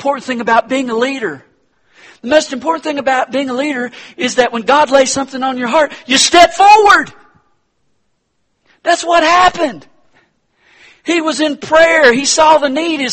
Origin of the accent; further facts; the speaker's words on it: Hendersonville, North Carolina, United States; my hometown, Harrisonville, North Carolina